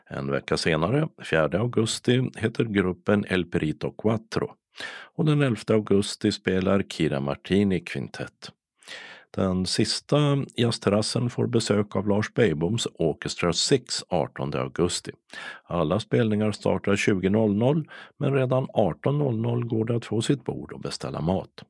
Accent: Stockholm, Stockholm County, Sweden; där jag kommer ifrån i Stockholm så har vi skjutsat.

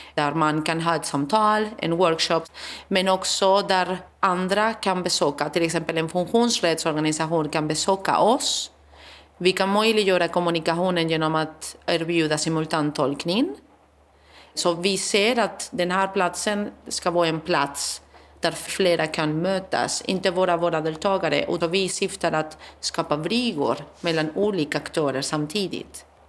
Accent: Spain; now in Sweden; Jag kommer från Spanien

